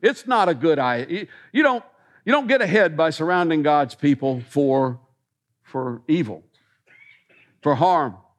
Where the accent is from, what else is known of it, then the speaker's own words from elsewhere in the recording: Millersville, United States; growing up in Millersville